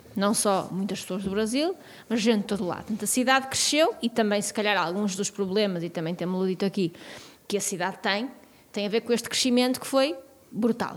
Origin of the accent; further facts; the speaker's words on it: Porto, Norte, Portugal; eu cresci no Porto